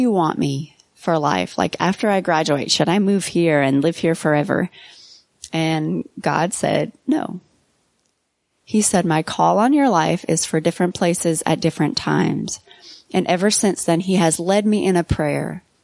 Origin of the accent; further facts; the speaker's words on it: Fort Payne, Alabama, United States; I grew up in Fort Payne, Alabama